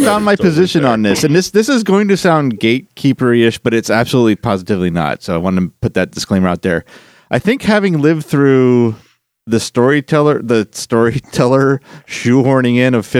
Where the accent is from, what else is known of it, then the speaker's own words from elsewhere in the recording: Philadelphia, Pennsylvania, United States; I'm originally from Philadelphia.